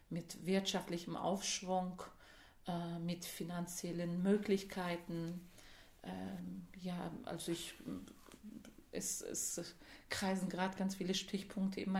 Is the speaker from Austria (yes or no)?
no; Georgian border area, Turkey; born there; ist er innerhalb der Türkei von der georgischen Grenze, da wo ich geboren bin, als jugendlicher Mensch ähm, emigriert nach, ähm, zum Schwarzmeer, zur Schwarzmeerküste nach Zonguldak.